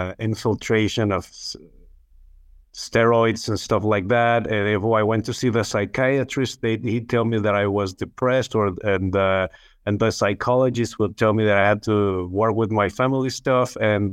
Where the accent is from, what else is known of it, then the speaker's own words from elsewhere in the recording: Chihuahua, Mexico; I'm from Chihuahua, Mexico, where it's another state, Mexican, another state that is neighboring Texas in the United States.